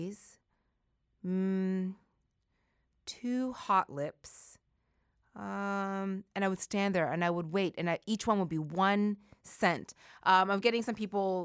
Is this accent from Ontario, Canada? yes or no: no; Halifax, Nova Scotia, Canada; moved away; when I was a kid growing up in Halifax in the 80s